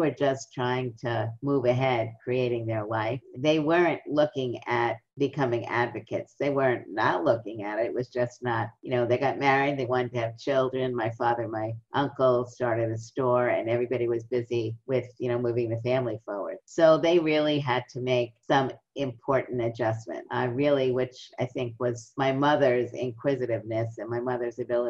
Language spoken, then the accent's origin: English; New York City, New York, United States; I grew up in Brooklyn.